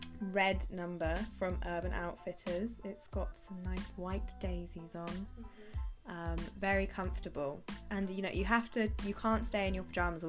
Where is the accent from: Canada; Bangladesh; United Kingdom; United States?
United Kingdom; Bristol, South West England; moved away as an adult; also born or lived in London; now in Liverpool, United Kingdom; Where I'm from, well, I'm from Bristol.